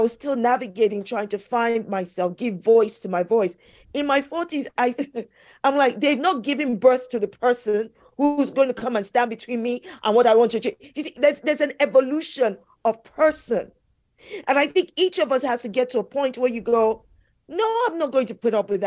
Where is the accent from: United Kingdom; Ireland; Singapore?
United Kingdom; London; I am British born here in London